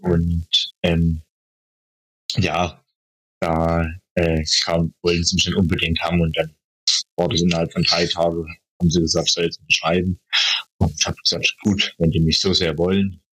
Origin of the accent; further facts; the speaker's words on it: Schönheide, Saxony, Germany; moved away; Also ich komme ja ursprünglich aus Schönheide, aus dem Erzgebirge.